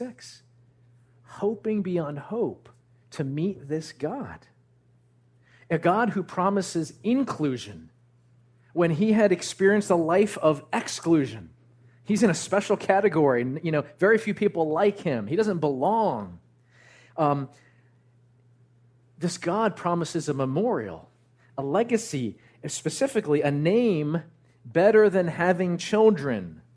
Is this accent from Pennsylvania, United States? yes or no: no; New Jersey, United States; I grew up actually in Central Jersey